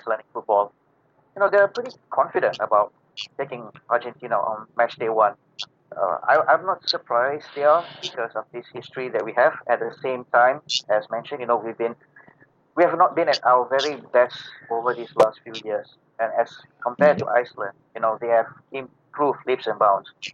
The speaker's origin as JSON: {"language": "English", "country": "Malaysia", "said": "I'm from Malaysia"}